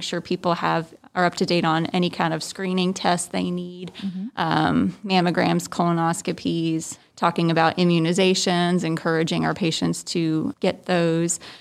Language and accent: English; New Jersey, United States; also born or lived in West Virginia; now in Tifton, United States; I'm originally from New Jersey. That's where I was born.